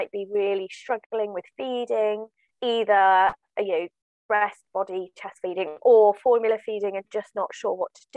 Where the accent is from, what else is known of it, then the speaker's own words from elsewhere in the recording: Swindon, South West England, United Kingdom; now in Devon, United Kingdom; I live in Devon. I grew up in Swindon in Wiltshire.